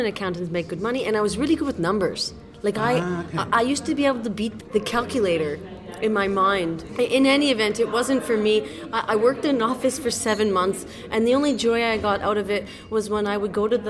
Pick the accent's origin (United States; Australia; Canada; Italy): Canada; now in Madrid, Spain; I'm Canadian